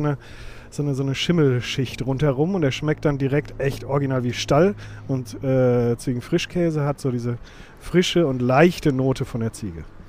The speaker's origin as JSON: {"language": "German", "town": "Witten", "region": "North Rhine-Westphalia", "country": "Germany", "tie": "born or raised there", "said": "geboren in Witten"}